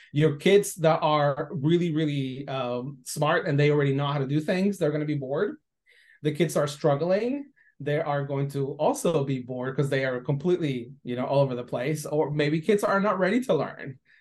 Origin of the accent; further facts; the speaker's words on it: Guadalajara, Jalisco, Mexico; English is a second language; moved away as an adult; now in United States; I'm originally from Guadalajara. I came to this country not knowing any English, and when I came to the U.S., I did university you know level because I finished high school in Mexico